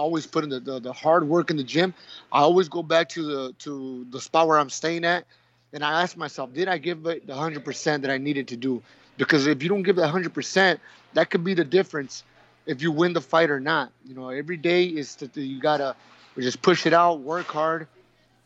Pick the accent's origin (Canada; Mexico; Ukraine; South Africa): Mexico; Nogales, Sonora; also born or lived in Tucson, Arizona; now in Hermosillo, Mexico; I was born in Nogales, Sonora, when I was just about one and a half years old. My father and my mother moved to Tucson, Arizona, where I did my elementary school